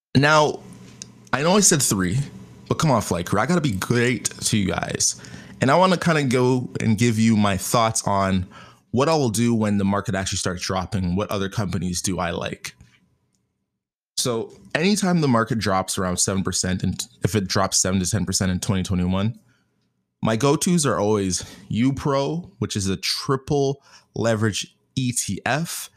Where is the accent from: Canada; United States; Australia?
Canada; I'm Canadian.